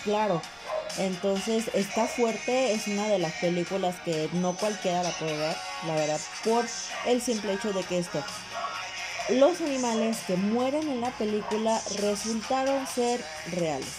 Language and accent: Spanish; Mexico; soy mexicano